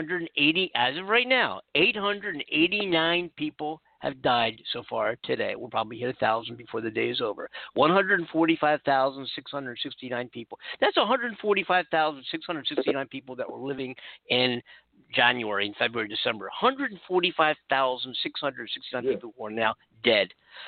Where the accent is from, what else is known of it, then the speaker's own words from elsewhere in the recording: California, United States; California, where I am right now, We have 466,550 confirmed cases in my home state of California.